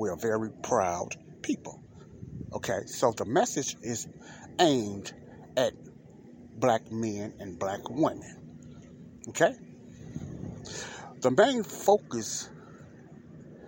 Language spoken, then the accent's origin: English; Chicago, Illinois, United States; Chicagoans who grew up in those areas like myself